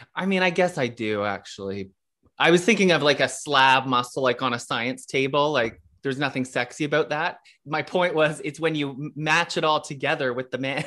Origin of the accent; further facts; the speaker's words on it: Kanata, Ontario, Canada; growing up in Canada, which is a suburb of Ottawa